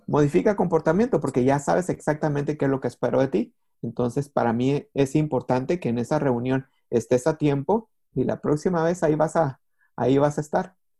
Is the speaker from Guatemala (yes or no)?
yes; Guatemala; moved away as an adult; now in Costa Rica; Efectivamente vivo en Costa Rica, pero soy guatemalteco